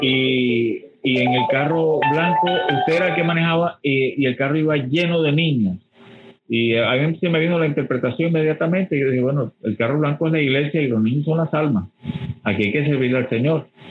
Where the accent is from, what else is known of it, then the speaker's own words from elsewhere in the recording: Barranquilla, Atlántico, Colombia; moved away as an adult; also born or lived in Bogotá; yo soy barranquillero